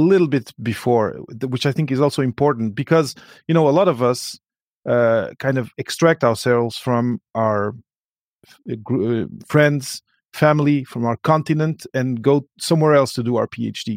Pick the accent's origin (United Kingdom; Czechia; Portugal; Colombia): Portugal; English is a second language; moved away; coming from Portugal, not being a first language, you know, my mother tongue is not English